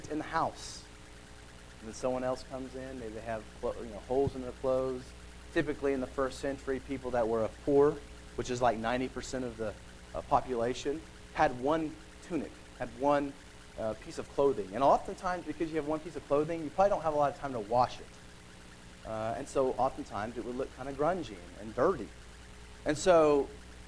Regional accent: United States; We live in America

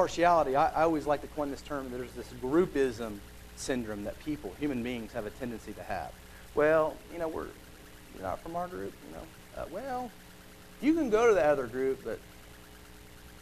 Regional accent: United States; We live in America

